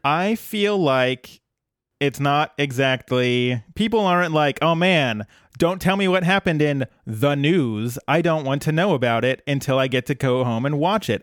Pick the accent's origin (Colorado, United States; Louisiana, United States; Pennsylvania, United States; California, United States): Colorado, United States; I grew up in Colorado